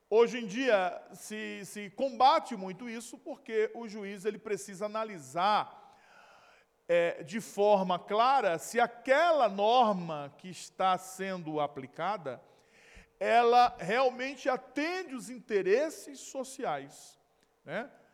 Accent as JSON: {"language": "Portuguese", "area": "Recife or Olinda, Northeast", "region": "Pernambuco", "country": "Brazil", "tie": "born or raised there", "moved": "yes", "said": "onde eu nasci e me criei. Ali, ó, tá vendo aquelas, aquelas parafitas ali, ó, na maré. É bem provável que ali seja foto de, é, de Brasília Teimosa, ali de, de Recife ou de Olinda"}